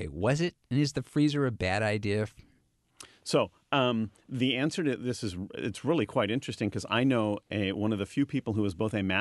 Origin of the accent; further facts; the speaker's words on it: Marysville, United States; born there; I, I was born in Marysville.